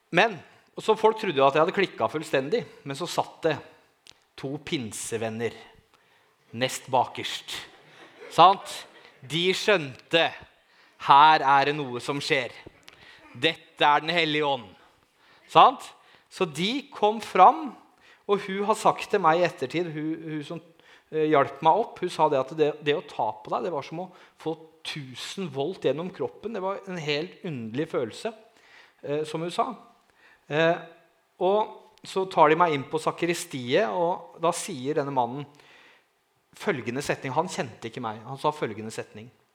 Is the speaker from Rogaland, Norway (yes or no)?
no; Langesund, Telemark, Norway; Jeg er fra Langesund